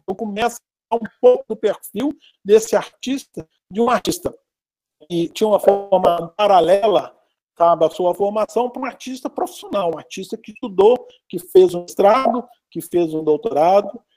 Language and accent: Portuguese; Belo Horizonte, Minas Gerais, Brazil; also born or lived in Curvelo; Eu sou natural de Curvelo, né? eu nasci em Curvelo, ah. em Curvelo, é Belo Horizonte, e aqui fiquei residente desde criança